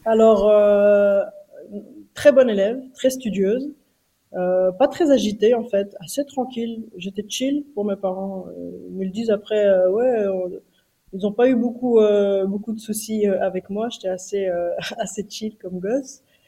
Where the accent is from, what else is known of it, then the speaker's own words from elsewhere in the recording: Brussels, Brussels-Capital Region, Belgium; On a grandi donc à Bruxelles